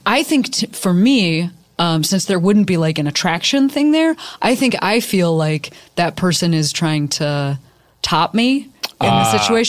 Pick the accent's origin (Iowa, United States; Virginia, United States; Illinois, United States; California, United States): Illinois, United States; Chicago; moved away; Now I'm from Chicago, and my team growing up were the Cubs